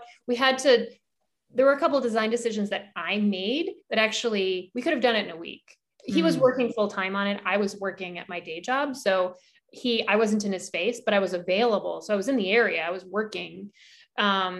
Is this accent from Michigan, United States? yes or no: no; Alaska, United States; moved away; I grew up in Alaska